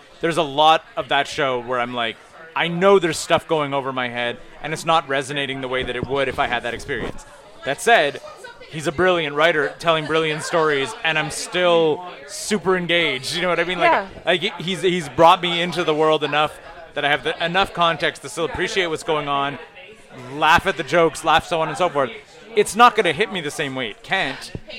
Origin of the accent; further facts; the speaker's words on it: Iceland; I'm from Iceland.